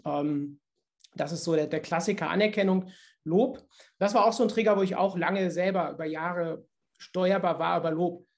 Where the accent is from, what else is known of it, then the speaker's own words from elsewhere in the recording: Cologne, North Rhine-Westphalia, Germany; bei uns in Köln